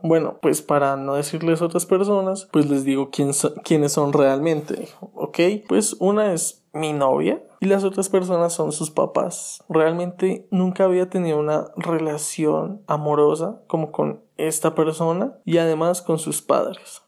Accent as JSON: {"language": "Spanish", "country": "Colombia", "also_born_or_lived": "Cuautitlán Izcalli, Mexico", "moved": "yes", "lives_now": "Atizapán, Mexico", "said": "regresar a Colombia, que es mi país de origen"}